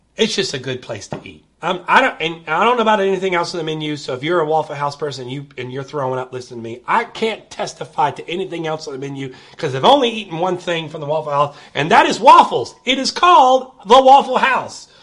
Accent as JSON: {"language": "English", "country": "United States"}